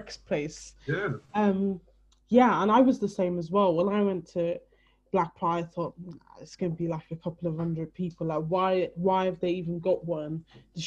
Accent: Ireland; moved away; I'm from Ireland originally, which is predominantly white, predominantly Christian. They weren't really keen on the gay people at all, really, for many years, even while I was growing up.

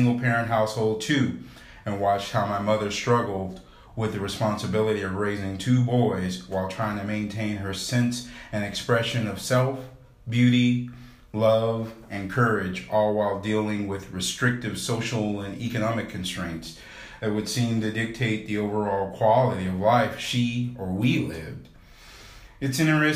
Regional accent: North Texas, United States; my school age life while growing up in North Texas

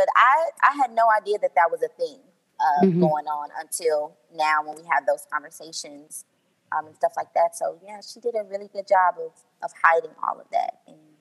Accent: Kansas City, United States; Grew up in Kansas City, been here all my life, except when I went off to college

